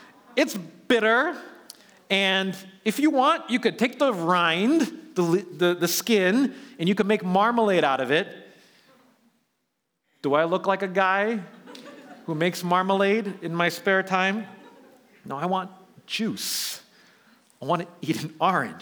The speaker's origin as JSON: {"language": "English", "town": "New York City", "region": "New York", "country": "United States", "tie": "born or raised there", "moved": "yes", "lives_now": "Bay Area, United States", "said": "I grew up in New York City, lived in Manhattan"}